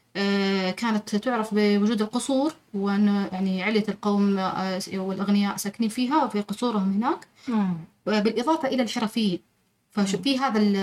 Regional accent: Taif, Makkah Province, Saudi Arabia; أنا من مواليد الطائف آه ونشأت في حي المثناء

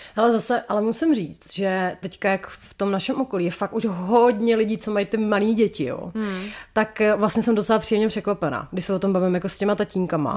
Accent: Chomutov, Ústí nad Labem Region, Czechia; u nás v Chomutově je to přece jenom trošku tradičnější

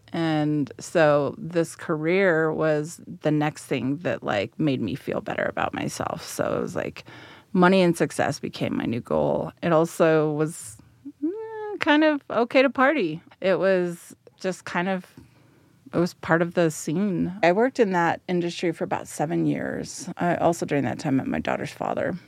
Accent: Denver, Colorado, United States; also born or lived in San Jose, California; So, I grew up here in central Denver. I was transplanted from San Jose, California.

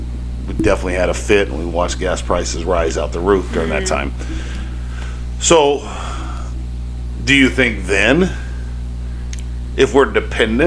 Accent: United States; as an American

